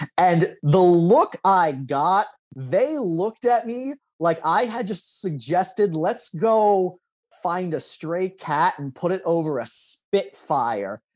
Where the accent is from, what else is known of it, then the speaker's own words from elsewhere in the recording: Lincoln, Nebraska, United States; growing up, I would have considered that South Lincoln